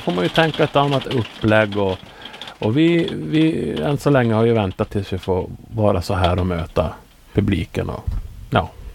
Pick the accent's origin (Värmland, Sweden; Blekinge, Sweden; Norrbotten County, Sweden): Norrbotten County, Sweden; jag har nu jobbat lite grann åt eh, regionen hemma i Norrbotten